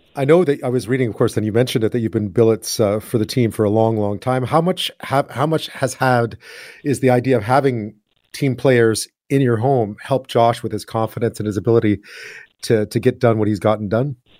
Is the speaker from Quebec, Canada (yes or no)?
yes; Montreal, Quebec, Canada; I'm from Montreal.